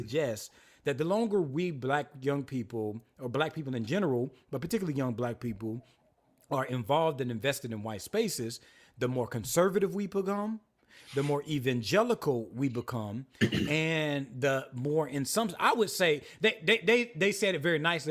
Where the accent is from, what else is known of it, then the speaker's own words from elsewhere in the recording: South Carolina, United States; I was raised apostolic in South Carolina